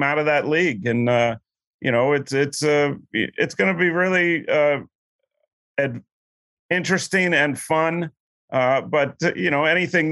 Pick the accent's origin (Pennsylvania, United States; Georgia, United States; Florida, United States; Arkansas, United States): Pennsylvania, United States; Pittsburgh; as I was a younger guy growing up in Pittsburgh